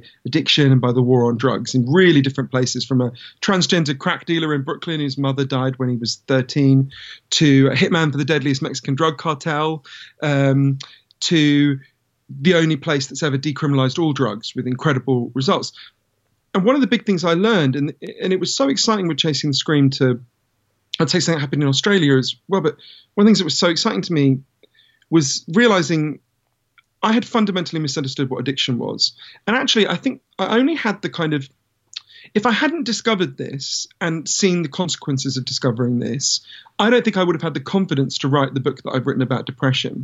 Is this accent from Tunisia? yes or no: no; London, United Kingdom; I grew up in London.